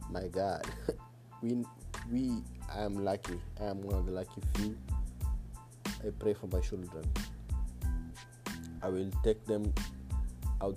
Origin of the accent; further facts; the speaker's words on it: Mombasa, Mombasa County, Kenya; I'm from Mombasa